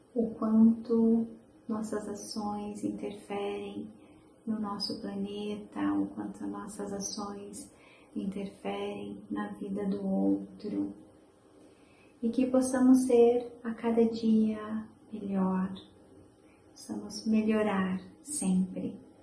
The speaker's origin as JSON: {"language": "Portuguese", "town": "Sumaré", "region": "São Paulo", "country": "Brazil", "tie": "born or raised there", "said": "Eu nasci na cidade de Sumaré, onde eu passei a minha infância e adolescência"}